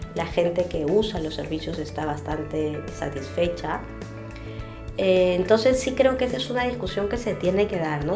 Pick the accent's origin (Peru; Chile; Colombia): Peru; como peruanos